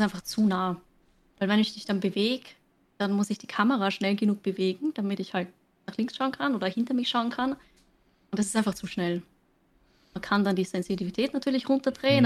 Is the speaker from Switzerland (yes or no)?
no; Austria; accent: Austrian; Ich streame auf Englisch, ich komme aus Österreich